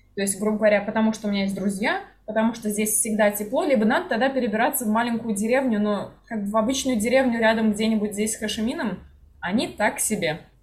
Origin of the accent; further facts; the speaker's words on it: Kazan, Tatarstan, Russia; moved away as an adult; Для меня Казань, в принципе, была таким городом. То есть я уехала mm-hmm. только из-за работы в целом